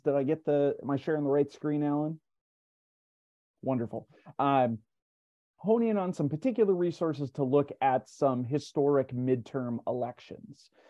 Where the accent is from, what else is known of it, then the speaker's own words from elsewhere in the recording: Minnesota, United States; my home state, Walter Mondale